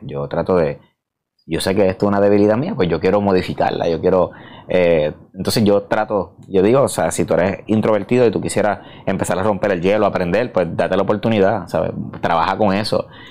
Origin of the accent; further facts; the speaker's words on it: Puerto Rico; soy boricua